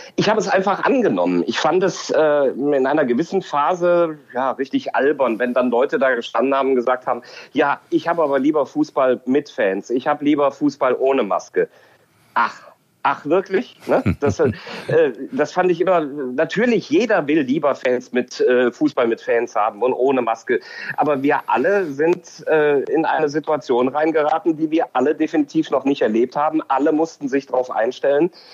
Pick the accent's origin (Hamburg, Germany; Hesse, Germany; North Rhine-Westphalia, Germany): North Rhine-Westphalia, Germany; Cologne; ich eben Kölner bin